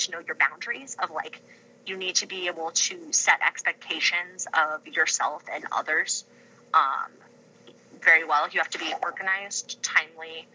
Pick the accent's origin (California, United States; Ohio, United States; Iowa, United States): California, United States; moved away as an adult; now in Ypsilanti, United States; being a Michigander, but actually in my heart being a Californian